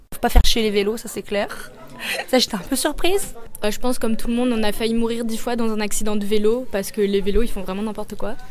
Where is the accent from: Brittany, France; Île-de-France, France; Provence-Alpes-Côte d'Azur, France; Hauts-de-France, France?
Hauts-de-France, France; Lille; now in Strasbourg, France; je viens de Lille